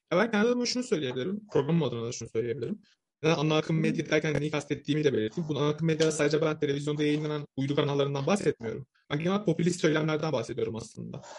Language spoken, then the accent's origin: Turkish; Samsun, Turkey; Samsunluyum ben